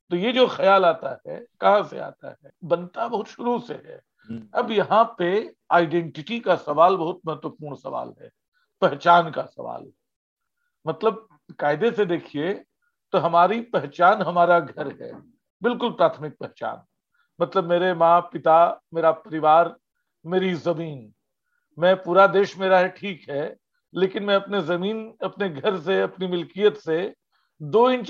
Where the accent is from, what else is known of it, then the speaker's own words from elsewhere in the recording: Ranchi, Jharkhand, India; जैसे रांची शहर में कोई मुझे मिल जाए मेन रोड पे पूछे तुम कहाँ के हो तो मैं बताऊंगा कि जी मैं तो किशोरगंज का हूँ और अगर मैं पटना जा रहा हूँ कोई पूछे तुम कहाँ के हो तो मैं बताऊंगा मैं रांची का हूँ